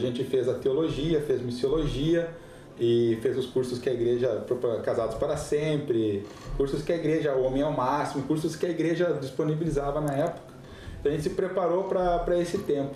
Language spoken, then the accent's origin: Portuguese; Passo Fundo, Rio Grande do Sul, Brazil; moved away as an adult; also born or lived in Curitiba / Guinea-Bissau / Senegal; Sou gaúcho de Passo Fundo, interior do Rio Grande do Sul. Nasci e criei lá, né? Saí de lá com 29 anos.